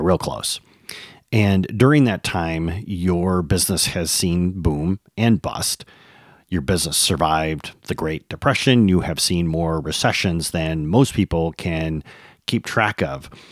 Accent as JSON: {"language": "English", "region": "Michigan", "country": "United States", "tie": "born or raised there", "moved": "yes", "said": "After twenty years, I've returned to my native Michigan, and I'm looking to reconnect with my home state."}